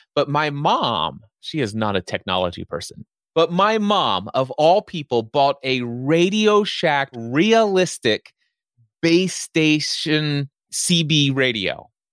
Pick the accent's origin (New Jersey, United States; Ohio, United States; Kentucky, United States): Kentucky, United States; Northern; born or raised there